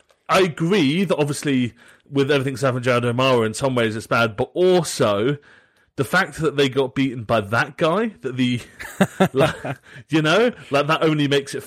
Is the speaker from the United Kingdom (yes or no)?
yes; southern England, United Kingdom; accent: Southern English; Like, I am very English, very Southern English. I sound very Southern English.